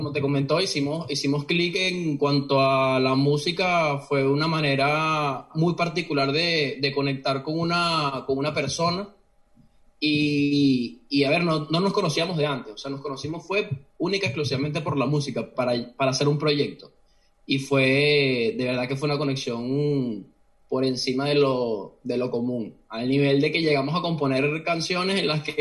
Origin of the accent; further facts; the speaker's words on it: Caracas, Miranda, Venezuela; moved away as an adult; now in Oviedo, Spain; yo también crecí en, en Caracas, eh, principalmente en la zona de, del Marqués.